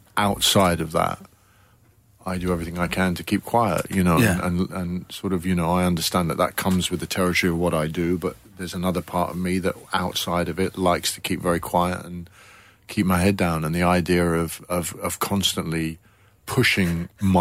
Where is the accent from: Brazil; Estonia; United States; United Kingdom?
United Kingdom; Coventry, West Midlands; I joined a little youth theatre in my hometown in Coventry